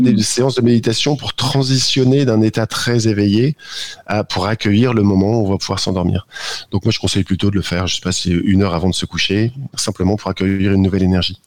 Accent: the Nord, Hauts-de-France, France; je suis du Nord

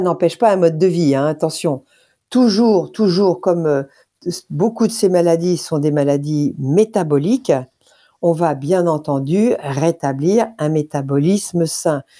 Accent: France; nous en tant que Français

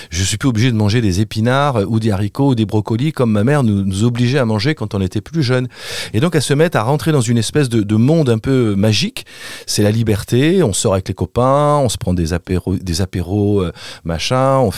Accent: Paris, Île-de-France, France; je suis parisien, donc je, je, sais pas quel est l'accent des Parisiens.

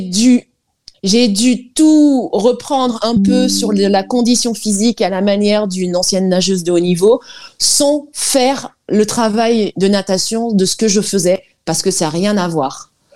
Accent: French Guiana; moved away; je suis guyanaise d'origine, mère euh, algérienne et père guyanais

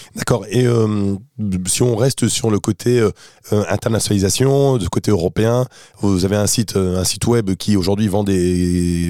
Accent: France; en France, hein, on est français, on aime bien le made in France

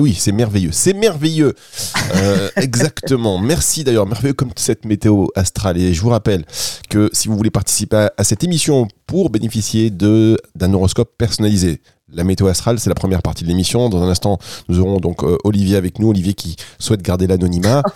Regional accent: Dunkirk, Hauts-de-France, France; now in Côte d'Azur, France; je suis à la base, je suis de Dunkerque. Aujourd'hui, je suis dans le sud.

